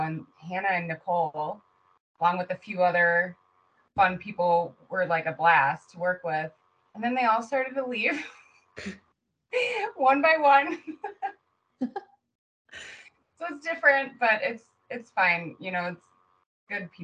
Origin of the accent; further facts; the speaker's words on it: Chicago, Illinois, United States; accent: Chicago; my awful Chicago accent